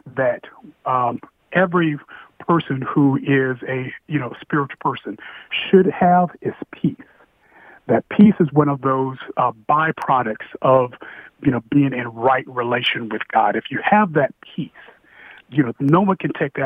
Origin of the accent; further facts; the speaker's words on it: Indiana, United States; I'm from Indiana